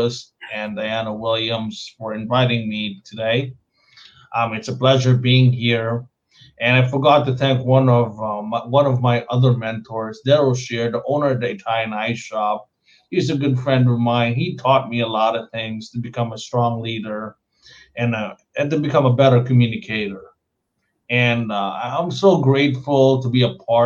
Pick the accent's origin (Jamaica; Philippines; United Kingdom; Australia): Philippines; moved away; when you're born and raised in the Philippines